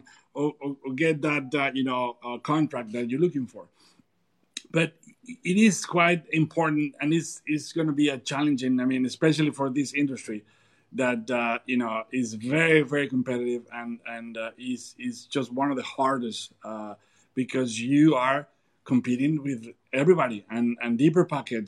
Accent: Durango, Mexico; I'm from Durango and this is my tradition

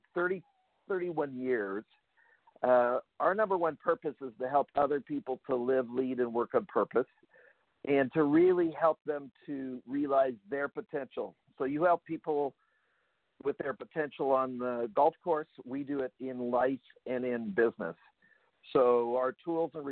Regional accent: Abbotsford, British Columbia, Canada; also born or lived in Vancouver, Canada; Actually born in the city of Abbotsford

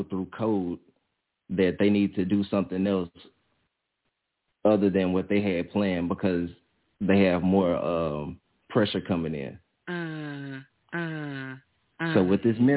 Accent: Louisiana, United States; I'm from Louisiana.

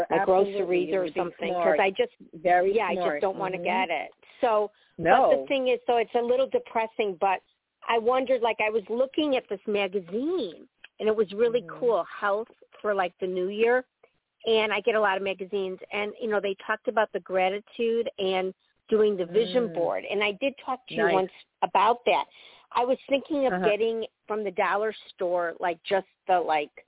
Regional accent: Chicago, Illinois, United States; I grew up on the North Shore of Chicago

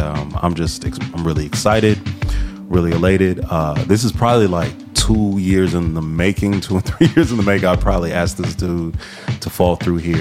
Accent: Midwest, United States; now in Atlanta, United States; I'm from the Midwest originally

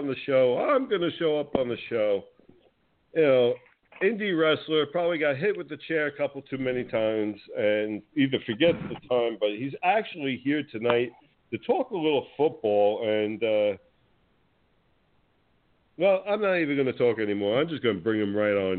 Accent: New Jersey, United States; moved away; I'm originally from New Jersey

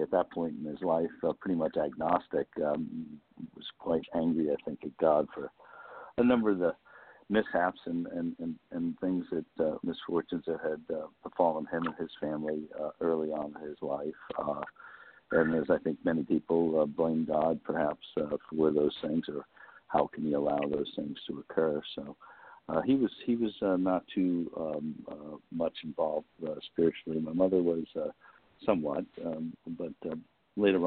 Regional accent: Westchester County, New York, United States; I was born and raised in New York, in Westchester County, just outside of the city, and grew up there

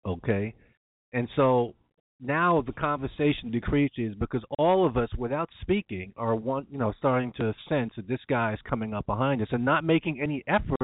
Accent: New York, United States; growing up in New York

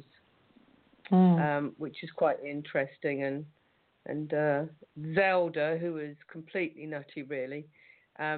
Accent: Suffolk, East Anglia, East of England, United Kingdom; moved away as an adult; I was raised here in East Anglia, in Suffolk

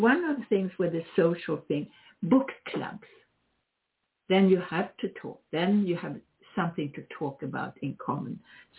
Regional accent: Sweden; now in United States; I am originally Swedish, if you didn't know that. I'm an American citizen

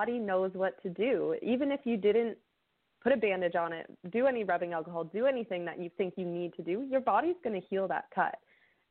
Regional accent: Canada; I actually live up in Canada

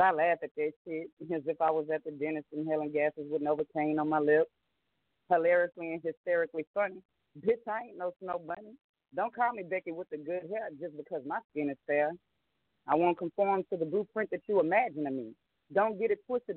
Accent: New Orleans, Louisiana, United States; I am originally from New Orleans, Louisiana.

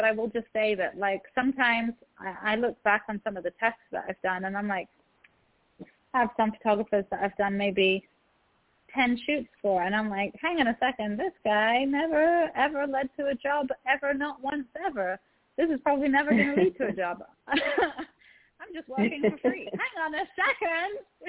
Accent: Egypt; also born or lived in England; So I'm Egyptian, and as well as English, and I've spent a lot of time in Egypt

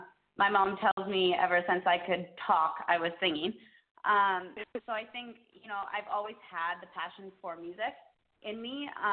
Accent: Canada; I started about four and a half years ago, back in Canada. I'm actually from Canada, and I was in a singing contest in a city called Edmonton

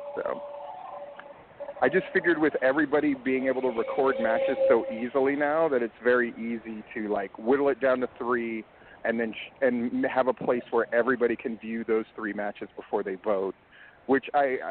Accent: Hawaii, United States; now in Georgia, United States; I grew up in Hawaii

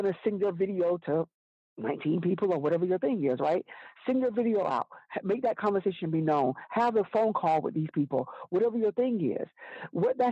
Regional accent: Alabama, United States; I'm from Alabama.

